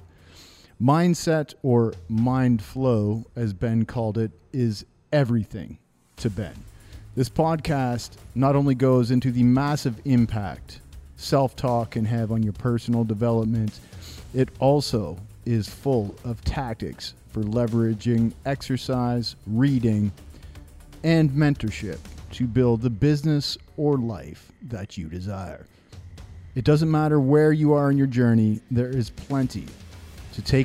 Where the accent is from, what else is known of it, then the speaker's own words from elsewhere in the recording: Walkerton, Ontario, Canada; also born or lived in London, Ontario; Jesse and I are both from Walkerton, Ontario